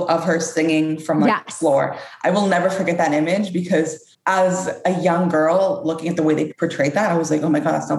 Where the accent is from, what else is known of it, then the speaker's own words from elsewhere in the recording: Canada; I was born and raised in Canada